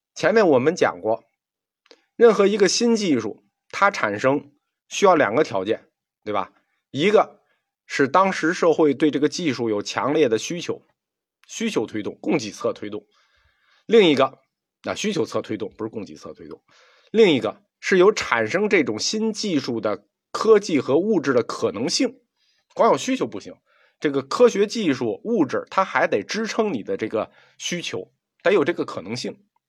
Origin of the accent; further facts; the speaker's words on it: China; 我们中国人民